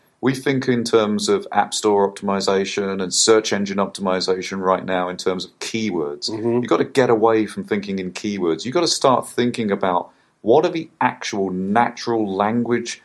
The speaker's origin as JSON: {"language": "English", "country": "United Kingdom", "said": "as a Brit"}